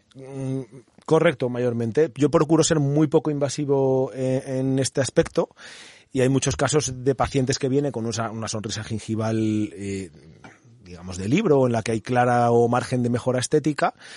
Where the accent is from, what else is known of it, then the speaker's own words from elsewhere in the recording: Madrid, Community of Madrid, Spain; moved away as an adult; now in Toledo, Spain; yo soy de Madrid